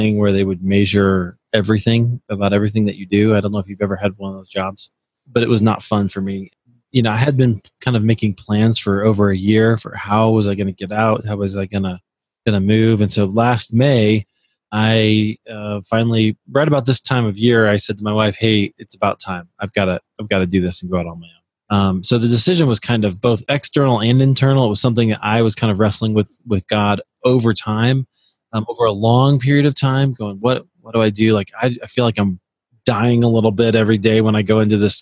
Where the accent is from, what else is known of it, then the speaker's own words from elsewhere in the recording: Iowa, United States; moved away as an adult; also born or lived in Colorado; I'm originally from Iowa